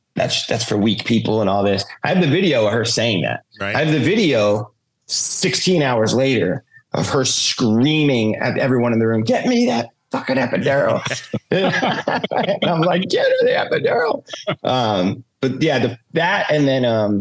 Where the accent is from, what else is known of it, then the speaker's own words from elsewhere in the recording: Jackson, New Jersey, United States; now in Las Vegas, United States; I'm from Jackson.